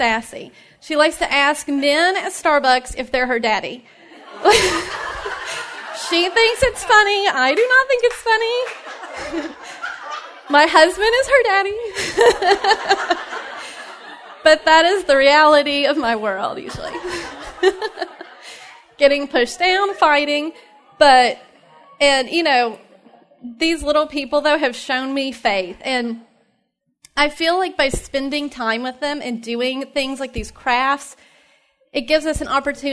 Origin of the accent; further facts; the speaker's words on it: Knoxville, Tennessee, United States; I'm also from Tennessee, from Knoxville